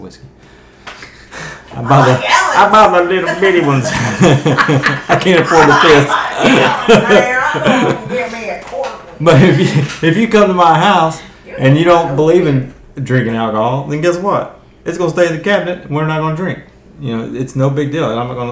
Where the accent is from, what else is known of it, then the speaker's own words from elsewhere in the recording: the South, United States; because I'm from the South